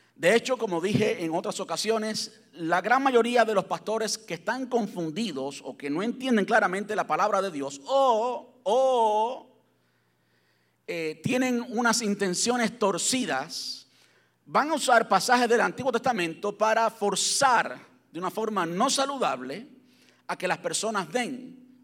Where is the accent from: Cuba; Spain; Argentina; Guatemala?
Cuba; moved away; Yo soy cubano, y pues en Cuba, pues jamás soñé tener un carro con aire acondicionado